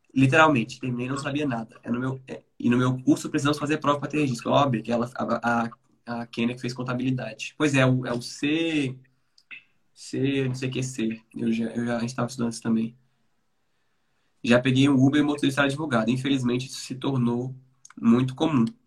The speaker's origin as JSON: {"language": "Portuguese", "town": "Brasília", "region": "Federal District", "country": "Brazil", "said": "Eu sou de Brasília"}